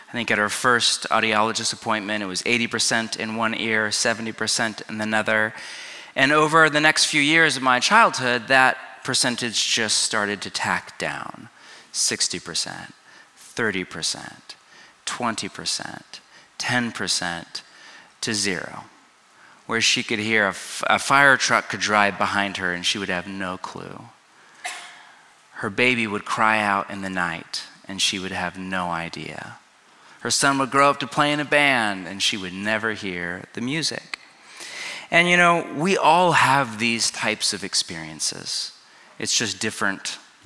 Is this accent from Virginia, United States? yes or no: no; California, United States; also born or lived in Pacific Northwest; now in Los Angeles, United States; I grew up in California, but spent the last 20 years in exile in the beauty and green and gloom and rain and antidepressants of the Pacific Northwest.